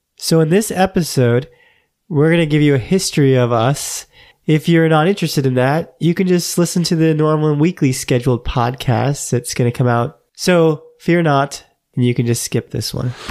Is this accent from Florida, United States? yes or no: yes; Florida, United States; also born or lived in New York / Los Angeles; I grew up in Florida.